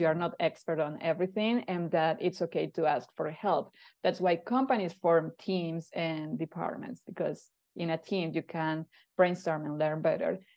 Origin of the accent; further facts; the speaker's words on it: Colombia; moved away as an adult; now in Canada; move away from my hometown